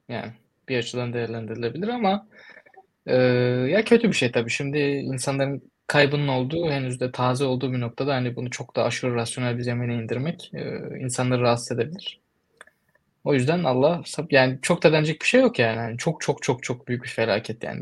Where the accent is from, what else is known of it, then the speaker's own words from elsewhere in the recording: Turkey; moved away; also born or lived in United States; Ben Türkiye'liyim, de, Türkiye'denim